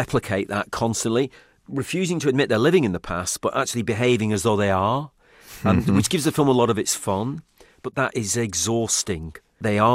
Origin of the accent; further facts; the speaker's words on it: Manchester, North West England, United Kingdom; I come from Manchester, which is an industrial city in the north of England.